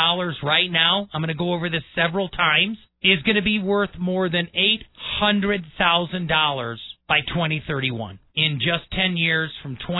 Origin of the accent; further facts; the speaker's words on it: Milwaukee, Wisconsin, United States; moved away as an adult; also born or lived in Brookfield, Wisconsin; now in Colorado Springs, United States; born and raised in Milwaukee and Brookfield, Wisconsin, but the military and ROTC and my amazing Army adventure brought me to Colorado Springs in 1996